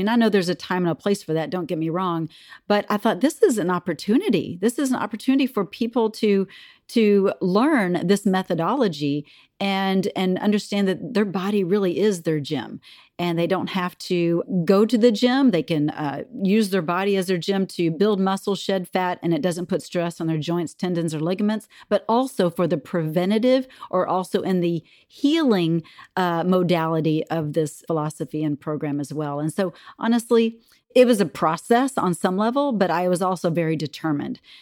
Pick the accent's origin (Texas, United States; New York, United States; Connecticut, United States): Texas, United States; moved away as an adult; now in Minnesota, United States; I grew up in Texas. I'm a Texas girl at heart, uh, but I've been in Minnesota for twenty-four, almost twenty-five years